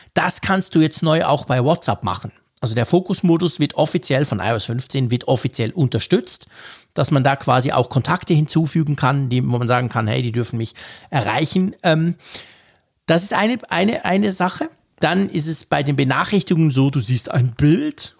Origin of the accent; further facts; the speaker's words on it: Switzerland; als Schweizer, der die Uhr quasi erfunden hat